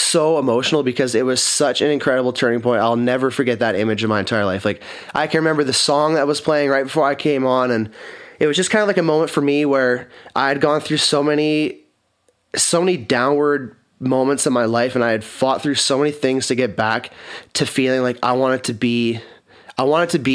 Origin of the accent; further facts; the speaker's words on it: Kelowna, British Columbia, Canada; I'm born and raised in Kelowna